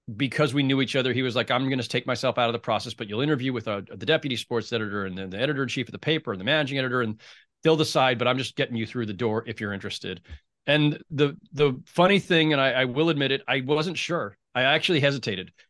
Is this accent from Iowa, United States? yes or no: no; San Jose, California, United States; my hometown newspaper, the San Jose Mercury News